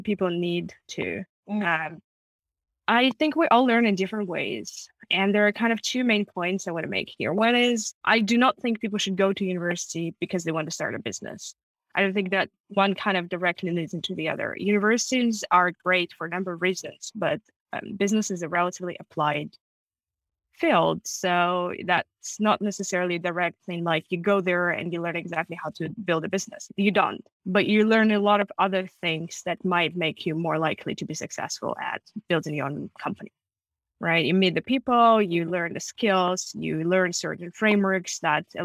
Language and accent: English; Moscow, Russia; English is a second language; moved away as an adult; also born or lived in Germany / United States; now in United Kingdom; I was born and raised in Moscow